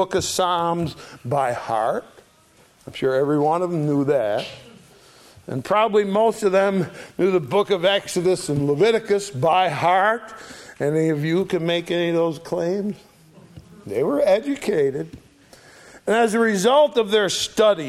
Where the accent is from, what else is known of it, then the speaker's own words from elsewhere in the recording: Oakfield, New York, United States; also born or lived in Sharon, Connecticut; I grew up on Sour Springs Road, just two roads west of here. I went to school in Oakfield, and I spent a lot of my early years running around the Alabama swamps. Anyone who heard me would naturally assume I was born right here in Western New York.